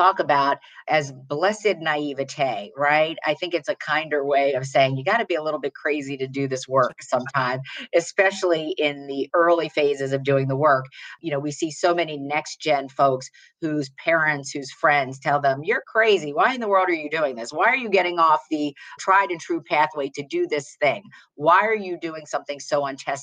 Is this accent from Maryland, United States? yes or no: yes; Baltimore, Maryland, United States; I'm an African-American woman born and raised in Baltimore, Maryland